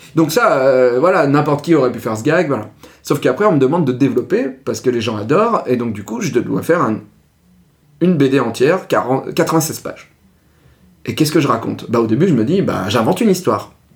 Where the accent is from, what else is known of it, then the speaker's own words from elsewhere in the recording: Ardèche, Auvergne-Rhône-Alpes, France; moved away; j'y retourne parce que c'est là, là d'où je viens